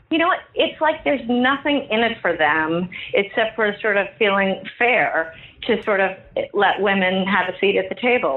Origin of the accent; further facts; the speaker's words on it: New York City, New York, United States; I've never not lived here